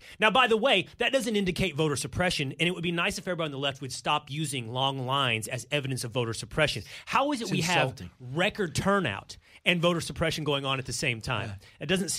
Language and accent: English; Texas, United States; I'm from Texas.